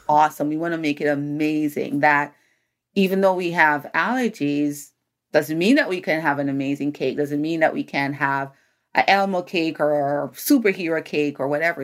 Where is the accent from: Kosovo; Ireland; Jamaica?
Jamaica; now in United States; I'm a Jamaican, Jamaican born